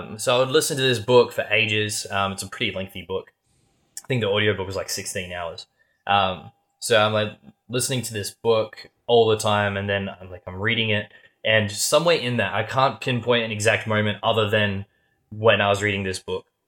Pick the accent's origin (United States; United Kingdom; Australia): Australia; we're Australian